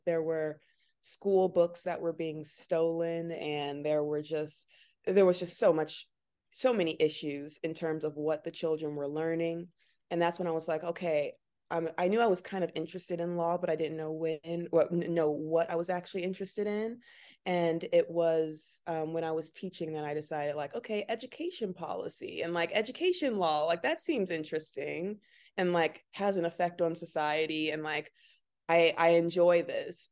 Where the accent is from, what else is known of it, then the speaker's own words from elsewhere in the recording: Chicago, Illinois, United States; I was born and raised here in Chicago, South Side